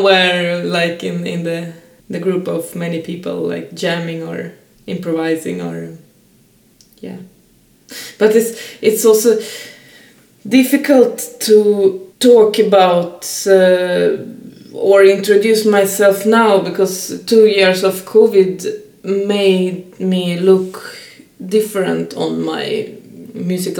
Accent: Saint Petersburg, Russia; now in Stockholm, Sweden; I'm a female musician and born and raised in St. Petersburg, but now living in Stockholm

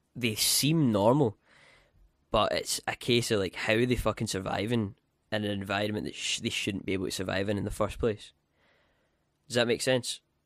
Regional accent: Scotland, United Kingdom; I'm from Scotland

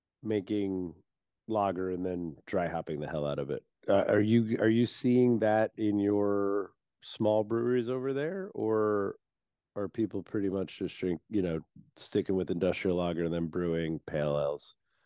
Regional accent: United States; Of course, because I'm an American asshole, I had to mix it with Amarillo and El Dorado

